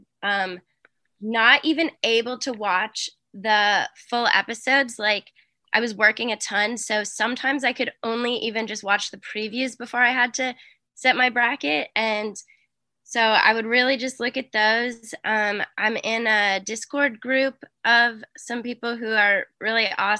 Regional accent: Boston, Massachusetts, United States; I'm from Boston

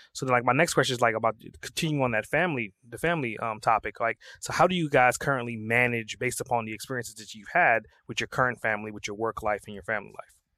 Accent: Trinidad & Tobago; I was born and raised in Trinidad

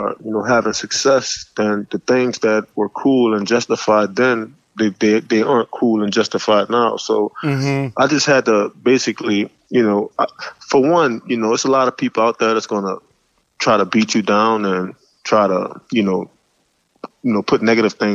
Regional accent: New Orleans, Louisiana, United States; growing up in New Orleans

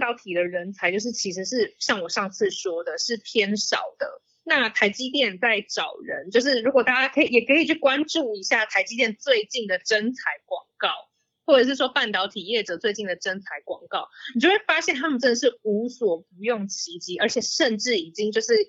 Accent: Taiwan; 我是台湾人嘛

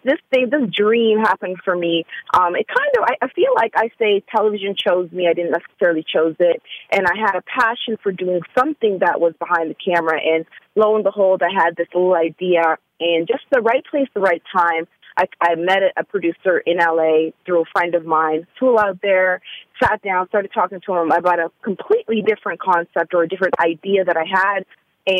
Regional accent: Canada; now in Atlanta, United States; let me say full disclosure, I am from Canada, and I had only been in Atlanta for about, I'd say almost a full year, fully.

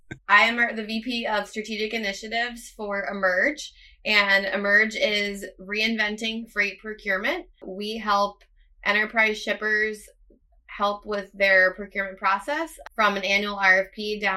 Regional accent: Ambler, Pennsylvania, United States; moved away as an adult; also born or lived in Iowa; I grew up outside of Philadelphia in a little town called Ambler, Pennsylvania

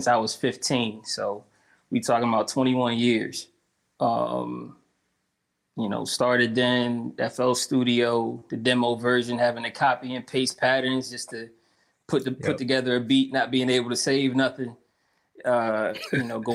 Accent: Connecticut, United States; born and raised in Connecticut

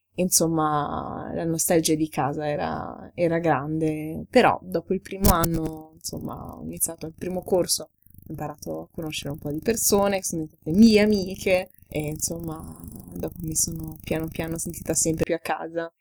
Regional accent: Ferrara, Emilia-Romagna, Italy; now in Germany; È intanto una città, insomma, abbastanza provinciale, dalla quale quando ero ragazzina volevo scappare

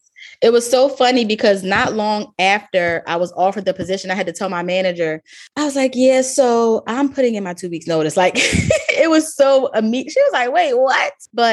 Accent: Baltimore, Maryland, United States; I grew up in Baltimore, even though I said a bunch of different places where I've been, but most of, I claim Baltimore as my home.

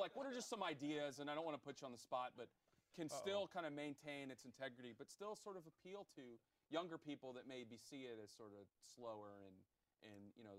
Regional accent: the South, United States; I grew up in the South.

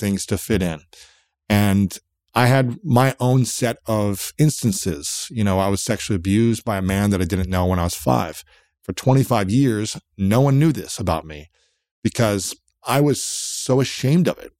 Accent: United States; I'm an American guy

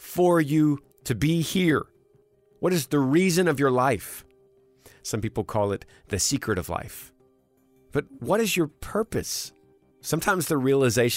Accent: Texas, United States; growing up in Texas, didn't have a problem running into snowbanks

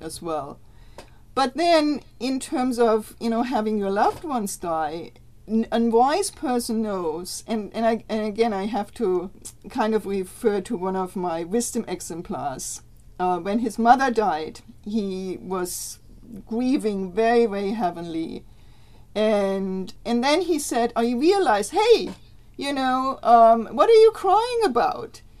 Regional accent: Germany; now in United States; I'm from Germany

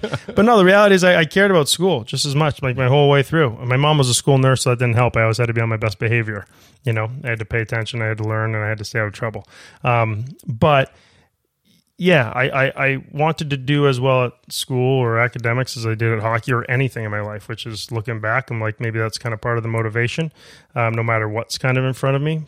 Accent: Maine, United States; moved away; growing up in Maine

